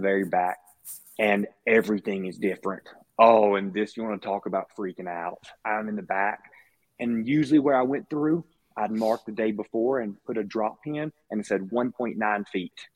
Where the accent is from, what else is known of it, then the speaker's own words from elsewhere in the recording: Mississippi, United States; moved away; Growing up in Mississippi